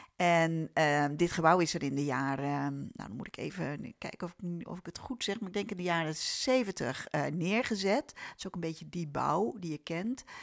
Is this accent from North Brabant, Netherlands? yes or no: no; Amersfoort, Utrecht, Netherlands; ik ben zelf geboren en getogen in Amersfoort